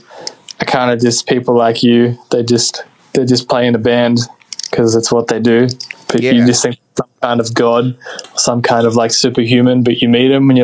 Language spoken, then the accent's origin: English; Australia; as an Australian band